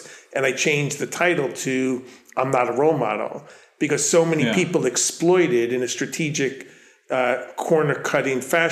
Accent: Long Island, New York, United States; accent: Long Island; my Long Island accent bleeds through

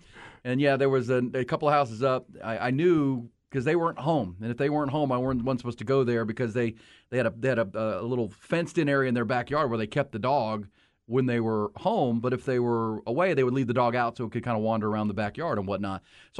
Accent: Akron, Ohio, United States; When I grew up on Dayton Place in Akron, Ohio, Rod, the mean streets of North Hill

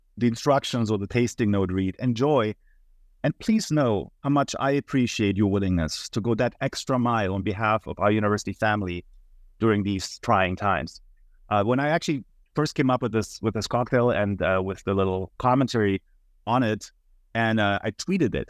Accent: Munich, Bavaria, Germany; moved away as an adult; now in United States; I'm originally from Munich, Germany, and that's also where I attended the university

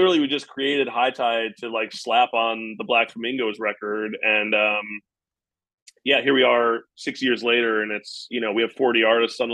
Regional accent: United States; as an American

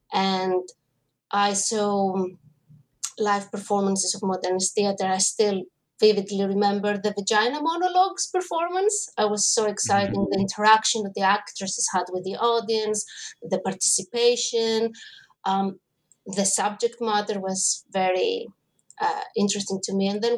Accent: Greece; I mean, I grew up in Greece and theater was everywhere.

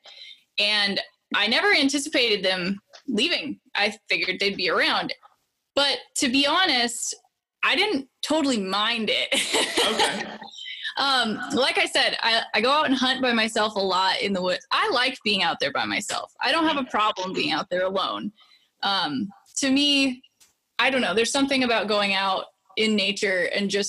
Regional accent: Idaho, United States; now in Montana, United States; I was born and raised in Idaho, and I live in Montana now.

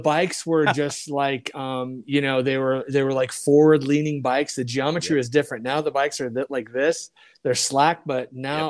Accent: Sacramento, California, United States; Well, I am from Sacramento, California, and I started riding in 1986. When I was 14, I used to work at the wheel shop in Sacramento

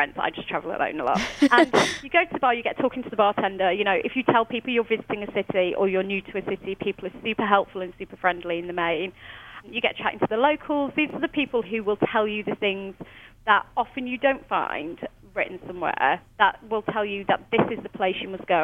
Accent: United Kingdom; moved away as an adult; now in New York, United States; as a British person

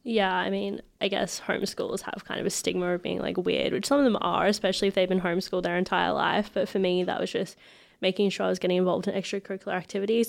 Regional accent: Ipswich, Queensland, Australia; also born or lived in Brisbane; we moved to Ipswich when I was about two, and I've just been here for the rest of my life

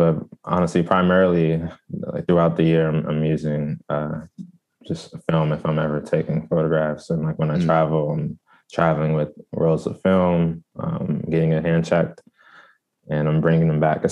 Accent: Prince George's County, Maryland, United States; also born or lived in Washington, District of Columbia, United States / Pennsylvania; I'm from Prince George's County, Maryland

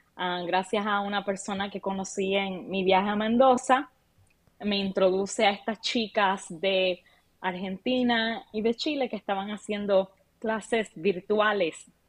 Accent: Puerto Rico; now in Arlington, United States; yo soy una chica de Puerto Rico

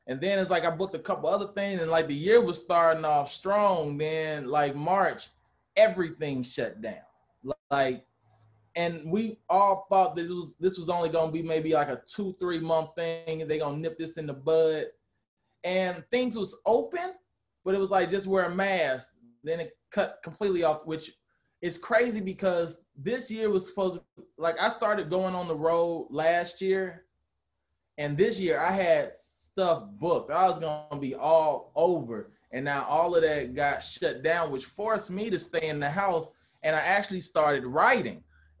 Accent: St. Louis, Missouri, United States; Like, part of the reason I left St. Louis was so that I could just venture out and kind of be on my own.

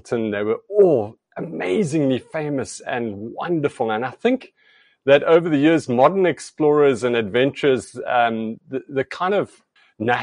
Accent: Namibia; now in East London, South Africa; I grew up in Southwest Africa, Namibia, and as a child, it was quite a fantastic place to spend your days as a young boy.

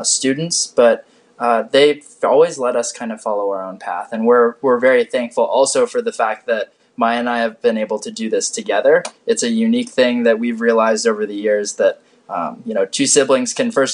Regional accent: Connecticut, United States; moved away; we had a great childhood growing up in Connecticut

